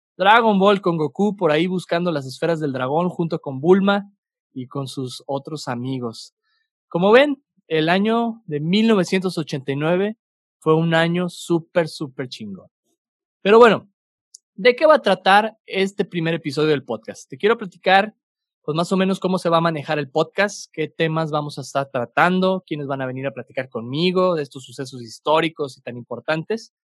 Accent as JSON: {"language": "Spanish", "town": "Torreón", "region": "Coahuila", "country": "Mexico", "tie": "born or raised there", "moved": "yes", "lives_now": "Santa Catarina, Mexico", "said": "aunque soy originario de Torreón, Coahuila, este, mi familia es originaria de acá, de, de Monterrey, Nuevo León regio de sangre, pero lagunero de, corazón y, de, crecimiento"}